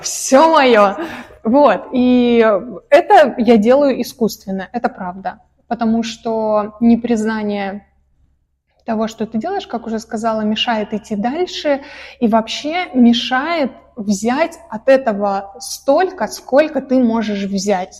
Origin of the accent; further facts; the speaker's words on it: Caucasus, Russia; я э, родилась и выросла на Кавказе, угу. э, хоть и сама русская